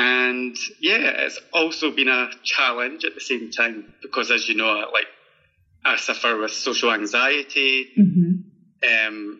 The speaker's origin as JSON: {"language": "English", "region": "Scotland", "country": "United Kingdom", "accent": "Scottish", "said": "I'm just hoping they understand my accent."}